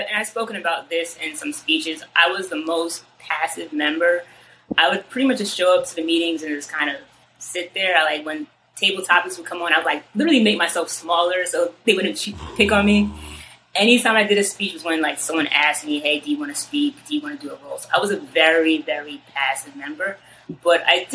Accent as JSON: {"language": "English", "town": "Ossining", "region": "New York", "country": "United States", "tie": "born or raised there", "lives_now": "Harlem, New York City, United States", "said": "Originally, I grew up in a town called Ossining, New York. It's in Westchester County."}